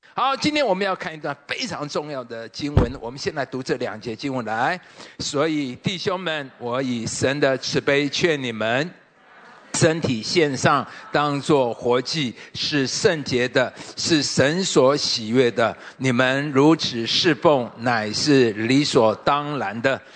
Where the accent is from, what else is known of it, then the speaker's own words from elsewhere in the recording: Taipei, Taiwan; 我是民街出身，我这边住了很多年，从二十岁就住在太顺街呢